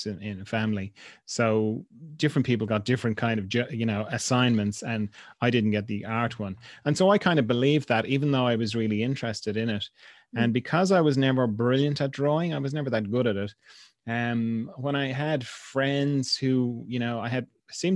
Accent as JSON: {"language": "English", "town": "Dublin", "region": "Leinster", "country": "Ireland", "tie": "born or raised there", "moved": "yes", "lives_now": "Kerry, Ireland", "said": "I'm from Dublin originally, which is the kind of capital city here. So I grew up in a very kind of suburban, treeless kind of environment."}